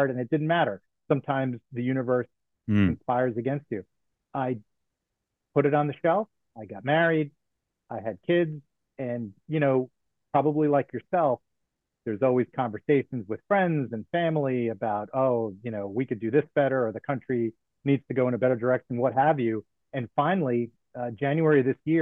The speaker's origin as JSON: {"language": "English", "town": "Bogota", "region": "New Jersey", "country": "United States", "tie": "born or raised there", "moved": "yes", "lives_now": "Maryland, United States", "said": "I was a town councilman in my hometown."}